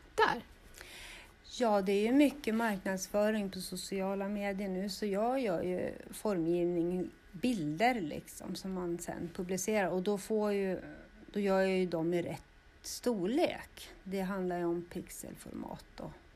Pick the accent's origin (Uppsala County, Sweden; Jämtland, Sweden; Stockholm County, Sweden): Uppsala County, Sweden; Östervåla; Jag är ju född och uppvuxen här i Östervåla.